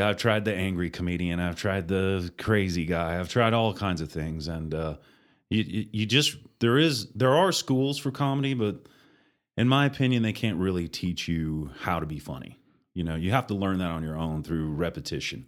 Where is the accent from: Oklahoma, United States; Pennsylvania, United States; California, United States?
Oklahoma, United States; Oklahoma City; moved away as an adult; now in Amarillo, United States; My dad worked for the railroad and we moved around quite a bit, but I grew up in Oklahoma, Oklahoma City, graduated from high school at Mustang